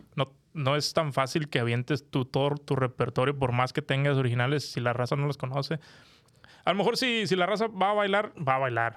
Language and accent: Spanish; Monterrey, Nuevo León, Mexico; now in United States; yo que soy regiomontano